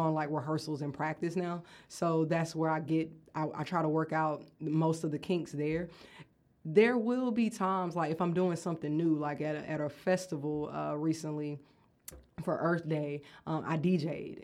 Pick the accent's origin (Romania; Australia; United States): United States; Athens; also born or lived in Atlanta; I grew up here in Athens